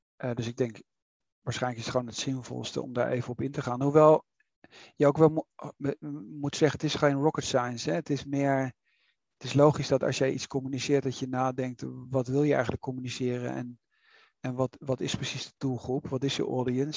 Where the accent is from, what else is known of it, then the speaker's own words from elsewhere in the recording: Netherlands; wij als Nederlanders